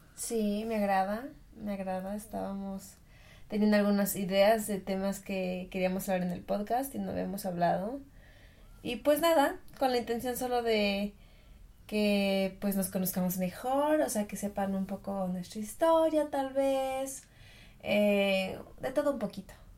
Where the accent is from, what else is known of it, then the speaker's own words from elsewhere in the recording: Mexico; moved away as an adult; now in Germany; yo vivía en México, obviamente yo soy de México